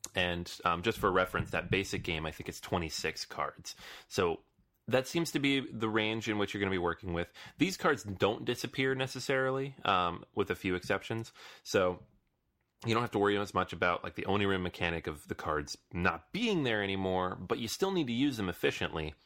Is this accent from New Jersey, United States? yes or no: no; New York City, New York, United States; I'm from New York or live in New York now